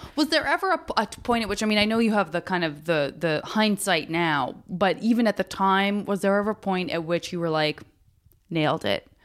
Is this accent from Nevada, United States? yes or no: no; Arizona, United States; I'm from Arizona